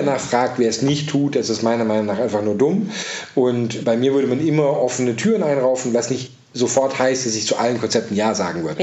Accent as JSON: {"language": "German", "region": "Southern Germany", "country": "Germany", "also_born_or_lived": "Denmark / France", "moved": "yes", "said": "Ich bin ursprünglich aus Süddeutschland"}